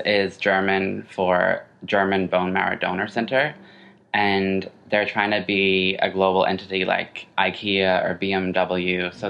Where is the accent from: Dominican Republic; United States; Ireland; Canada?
Ireland; I'm originally from Ireland. I don't have any accent except when I say Ireland.